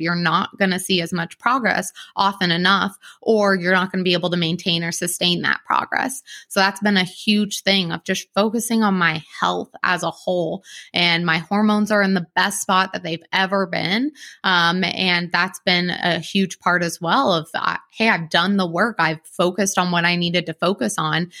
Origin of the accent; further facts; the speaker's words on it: Columbus, Ohio, United States; I'm from Columbus